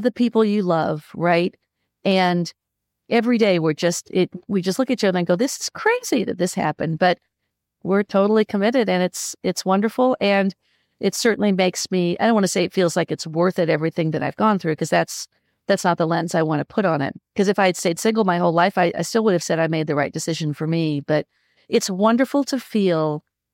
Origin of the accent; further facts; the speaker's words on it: Midwest, United States; also born or lived in Los Angeles; now in North Carolina, United States; born and bred in the Midwest, but I've been in North Carolina for close to 20 years after about 20 years in Los Angeles.